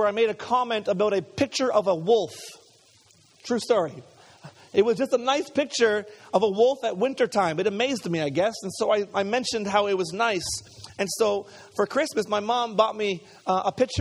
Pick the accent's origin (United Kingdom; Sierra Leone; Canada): Canada; Montreal, Quebec; I grew up in Montreal